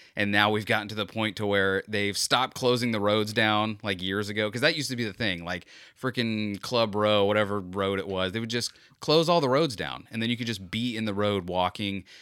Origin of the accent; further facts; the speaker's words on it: Florida, United States; a true Floridian like me